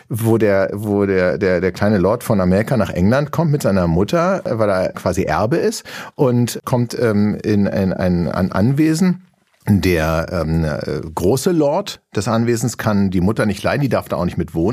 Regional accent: Berlin, Germany; born there; Doch, es gibt ja noch, statistisch gesehen gibt es, glaube ich, nur noch 49 Prozent gebürtige Berliner, die in Berlin leben. 51, also wir haben, wir sind jetzt in der Minderheit.

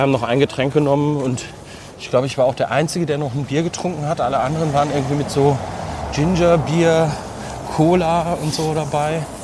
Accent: Bielefeld area, North Rhine-Westphalia, Germany; moved away; also born or lived in Cologne; Ich komme ja aus der Ecke

